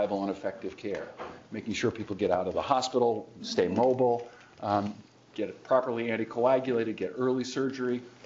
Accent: Cambridge, Massachusetts, United States; I'd grown up in Cambridge, the son of a prominent law professor

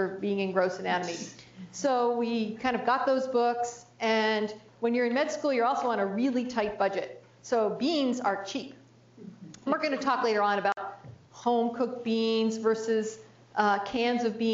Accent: New Jersey, United States; I grew up in New Jersey, so we had those Jersey tomatoes

